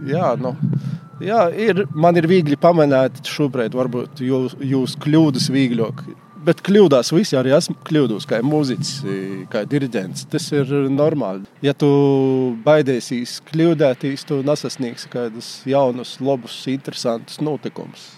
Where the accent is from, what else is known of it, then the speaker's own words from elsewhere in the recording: Viļāni, Latgale, Latvia; moved away as an adult; also born or lived in Rēzekne; now in Riga, Latvia; es esmu dzimis audzis Viljānos